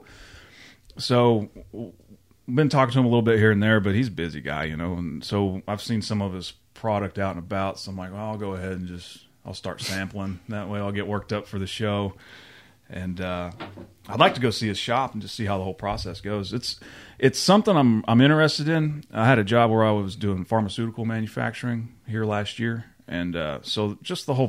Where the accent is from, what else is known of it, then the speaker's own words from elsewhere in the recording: Oklahoma, United States; New Walla, Oklahoma, my hometown